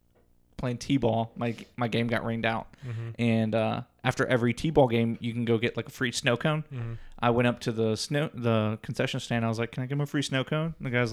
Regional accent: Ohio, United States; We didn't have to dig deep from that. We're from Southwest.

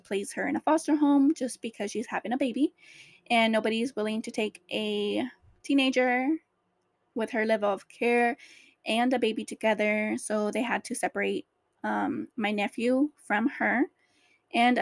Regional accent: Orange County, California, United States; also born or lived in LA County; I grew up in Orange County with my foster mom

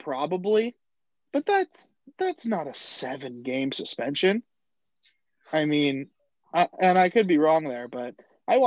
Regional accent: Bay Area, California, United States; when I tell someone that's not from California where I'm from, I say the Bay Area

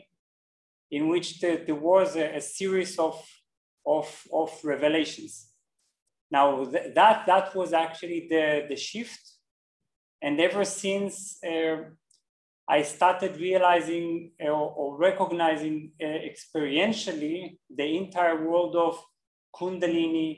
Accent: Israel; moved away as an adult; also born or lived in Berlin, Germany; I'm originally from Israel

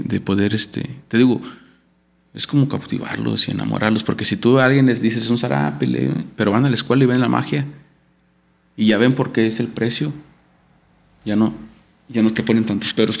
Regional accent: Saltillo, Coahuila, Mexico; soy saltillo

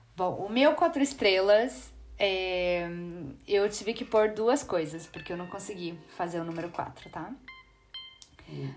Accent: Brazil; como brasileiro

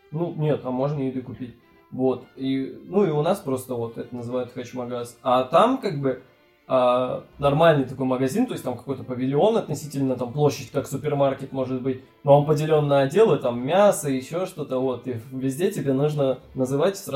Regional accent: Bratsk, Irkutsk Oblast, Russia; Спасибо, что опять назвал мой город.

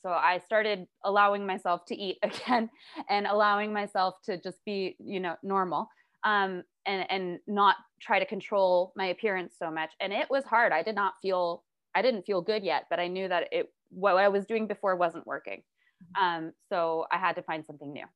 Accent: New York City, New York, United States; I was raised in New York City.

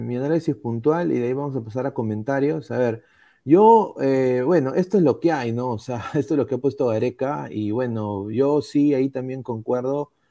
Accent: Peru; Todos somos peruanos

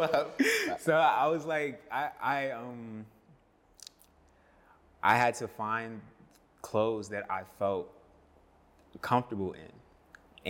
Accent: Charlotte, North Carolina, United States; also born or lived in Silver Spring, Maryland / Clinton, Maryland; I was born in Maryland, born in Silver Spring, Maryland, and then spent some time in Clinton, and then we moved down to Charlotte when I was six

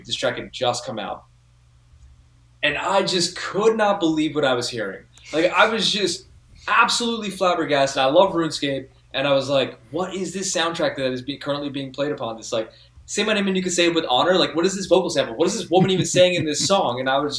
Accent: United States; now in San Diego, United States; I'm of Indian descent. I'm a first generation American

